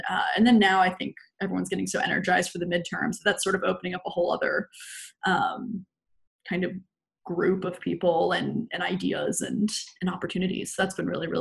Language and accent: English; Jacksonville, Florida, United States; now in New York City, United States; I come from Jacksonville, Florida